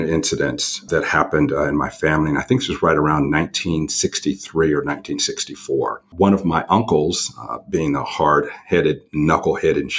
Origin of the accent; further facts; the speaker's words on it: Santa Rosa, California, United States; born and raised in Northern California in an area that is about an hour north of San Francisco. Back then it was called the Hicks. Now it's called Wine Country, and specifically a little town called Santa Rosa